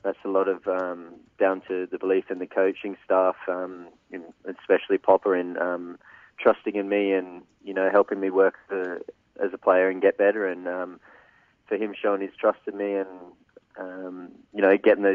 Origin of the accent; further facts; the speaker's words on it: Perth, Western Australia, Australia; moved away as an adult; also born or lived in Melbourne; starting up in my hometown at Perth Glory